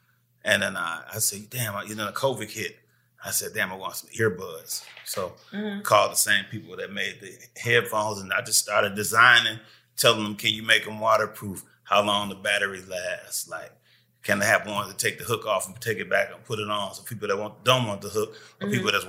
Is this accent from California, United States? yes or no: no; Milwaukee, Wisconsin, United States; also born or lived in Detroit, Michigan; I was born in Detroit, but I'm originally from Milwaukee. Mm-hmm. Milwaukee, Wisconsin, raised, school, streets, everything I did.